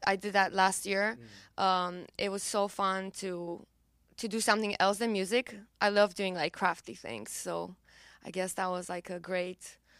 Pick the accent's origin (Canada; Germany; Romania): Romania; accent: Romanian; English is a second language; But then my accent was a bit too Romanian at the time. I had diction lessons in the meantime, and then I started re-recording the song.